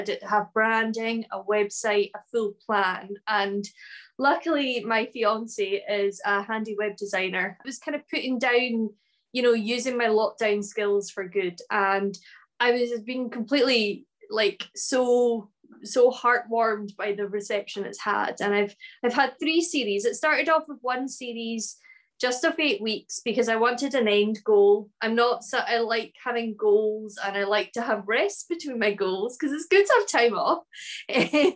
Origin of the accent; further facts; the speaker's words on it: Ullapool, Scotland, United Kingdom; now in Glasgow, United Kingdom; I live in the city of Glasgow in Scotland, although I'm originally from the Northwest Highland village of Ullapool, a beautiful fishing village in the north of Scotland